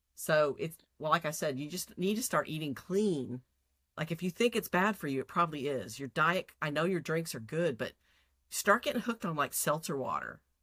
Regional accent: Texas, United States; I'm from Texas

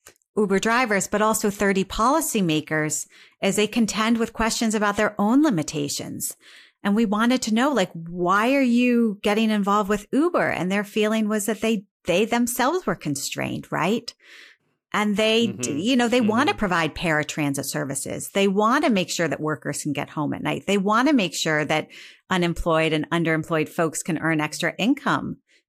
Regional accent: Northeast Ohio, United States; I'm from Northeast Ohio.

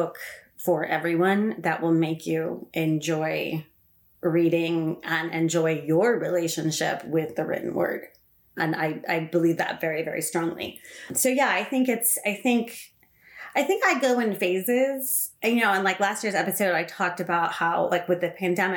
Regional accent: Los Angeles, California, United States; I'm also a Southern California girl, LA born and raised.

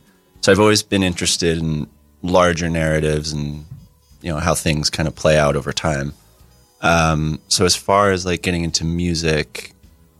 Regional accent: Asbury Park, New Jersey, United States; I'm pretty exclusively kind of from Asbury Park.

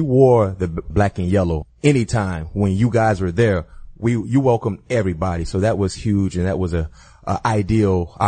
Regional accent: Florida, United States; I'm from Florida.

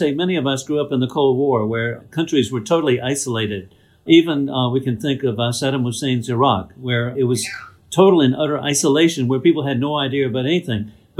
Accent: South Carolina, United States; In my home state of South Carolina

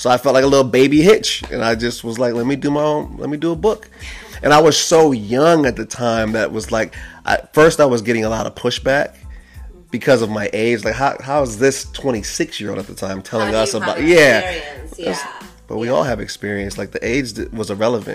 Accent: Ohio, United States; now in Los Angeles, United States; I'm from Ohio

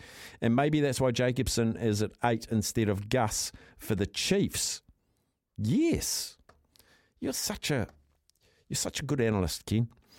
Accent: Auckland, New Zealand; Yes, I'm originally from Auckland, so I have a friendly awkward feeling.

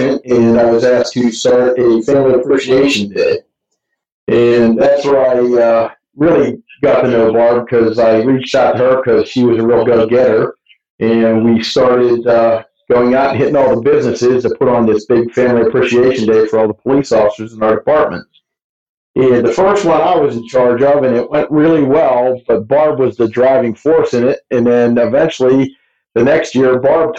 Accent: Pittsburgh, Pennsylvania, United States; moved away as an adult; now in Mesa, United States; I grew up just outside of Pittsburgh, Pennsylvania

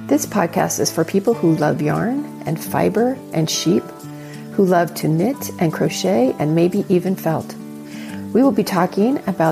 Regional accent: Los Angeles, California, United States; moved away as an adult; I grew up in Southern California.

